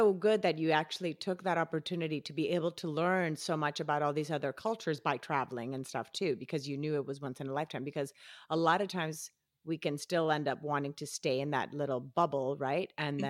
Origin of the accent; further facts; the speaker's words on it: Colombia; now in United States; even though I moved here from Colombia, I knew English all my life.